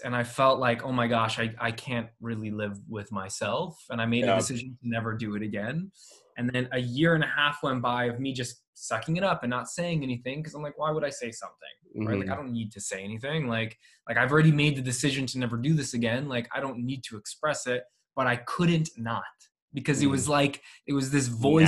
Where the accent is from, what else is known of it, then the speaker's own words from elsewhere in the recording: Canada; my mom is from Poland. My dad is from Cuba. I was born in Canada